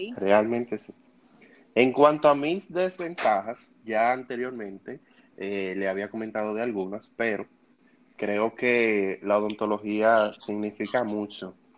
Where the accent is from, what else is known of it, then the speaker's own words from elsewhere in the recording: Dominican Republic; soy de República Dominicana